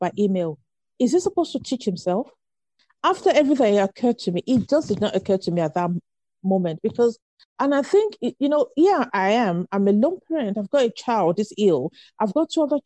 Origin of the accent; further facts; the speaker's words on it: Nigeria; moved away as an adult; I grew up in Nigeria